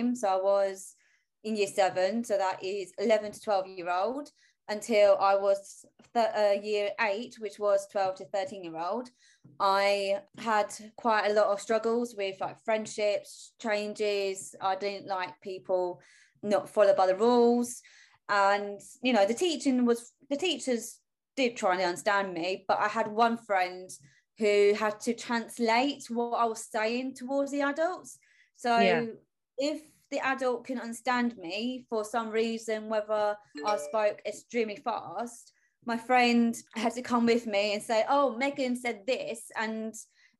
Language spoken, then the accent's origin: English; Kent, South East England, United Kingdom; I am from England, from Kent